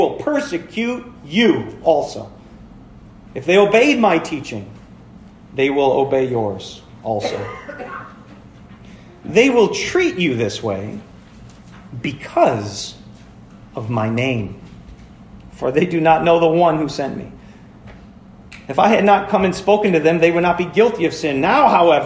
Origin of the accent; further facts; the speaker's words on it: Florence, Wisconsin, United States; moved away; I grew up over in Florence